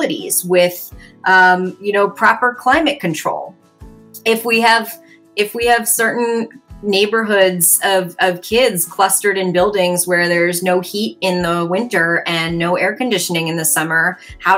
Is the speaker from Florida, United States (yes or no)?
no; Baltimore, Maryland, United States; my hometown, Baltimore City